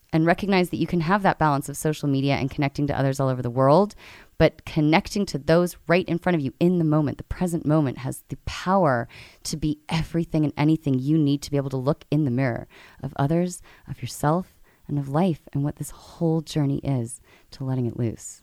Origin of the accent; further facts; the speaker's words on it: London, United Kingdom; moved away; I'm from London originally